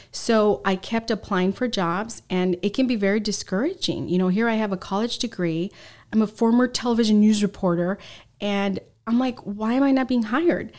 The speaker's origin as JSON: {"language": "English", "town": "San Diego", "region": "California", "country": "United States", "tie": "born or raised there", "also_born_or_lived": "Los Angeles", "said": "I was born in Los Angeles, and, um, when I was in middle school, my parents and my three brothers, we moved to San Diego, San Diego"}